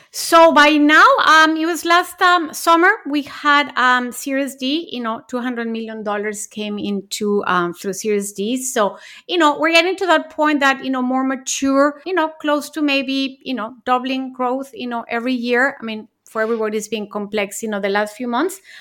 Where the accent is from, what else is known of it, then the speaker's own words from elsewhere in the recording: Mexico; moved away as an adult; also born or lived in Japan; I was born in Mexico, then I went to college and lived in Japan